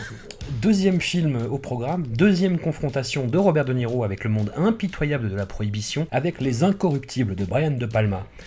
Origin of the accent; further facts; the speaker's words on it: Auvergne-Rhône-Alpes, France; accent: Grésivaudan; mon accent du Grésivaudan